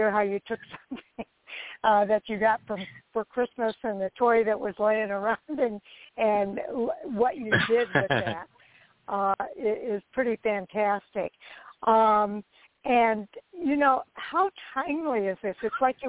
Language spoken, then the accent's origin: English; Illinois, United States; I live in the Midwest. I'm from Illinois.